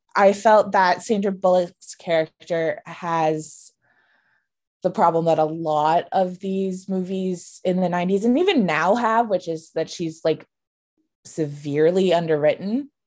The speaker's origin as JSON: {"language": "English", "country": "United States", "tie": "born or raised there", "said": "when I say hometown, I mean, like, a suburb of D C"}